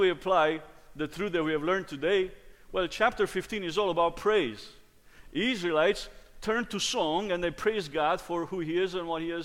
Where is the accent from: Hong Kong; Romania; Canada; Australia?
Romania; moved away; Growing up in Romania, my dad was the choir director.